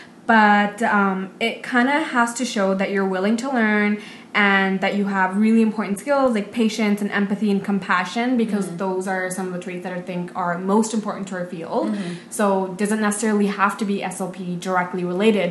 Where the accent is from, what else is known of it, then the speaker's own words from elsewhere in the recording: Vancouver, British Columbia, Canada; I'm from Vancouver